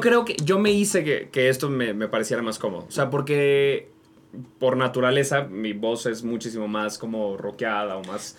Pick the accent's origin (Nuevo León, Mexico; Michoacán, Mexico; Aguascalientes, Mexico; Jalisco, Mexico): Nuevo León, Mexico; Monterrey; now in Mexico City, Mexico; soy de Monterrey